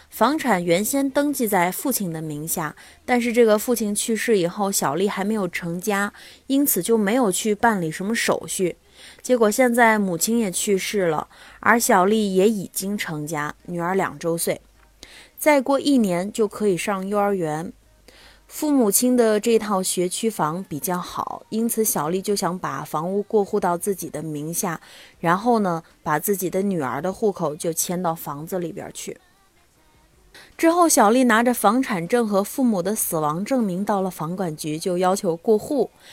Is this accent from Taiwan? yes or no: no; China; 我们中国人总是认为，立遗嘱不吉利